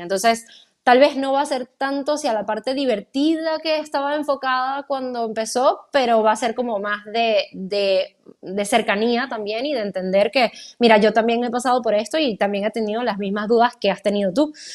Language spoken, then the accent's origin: Spanish; Venezuela; moved away; yo soy venezolana, mi familia no está cerca